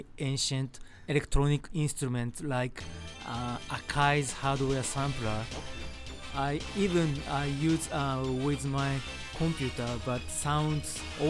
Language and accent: English; Japan; very old Japan that when I was in childhood